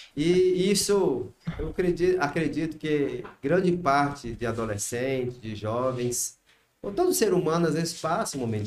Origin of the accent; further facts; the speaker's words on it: Viçosa, Minas Gerais, Brazil; now in Salinas, Brazil; vim para Salinas em 1986. Mas sou nascido em Viçosa, Minas Gerais